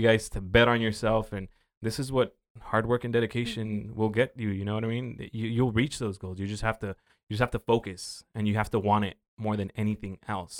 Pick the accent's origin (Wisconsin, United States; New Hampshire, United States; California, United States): California, United States; Oxnard; I've been through some shit growing up in South Oxnard